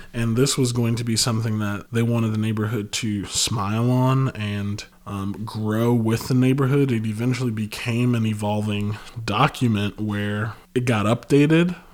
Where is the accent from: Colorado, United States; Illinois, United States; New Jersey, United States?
Illinois, United States; Chicago; coming from High Park